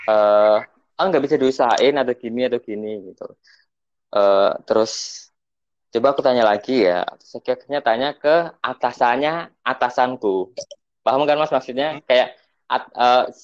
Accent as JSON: {"language": "Indonesian", "town": "Blitar", "region": "East Java", "country": "Indonesia", "said": "temanku yang emang di Jakarta yang emang berasal dari Blitar kan aku dari Blitar nyamperin untuk temennya itu"}